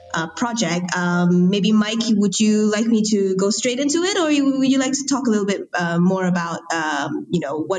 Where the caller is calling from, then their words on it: Kuala Lumpur, Federal Territory of Kuala Lumpur, Malaysia; I am recording here from Kuala Lumpur, Malaysia.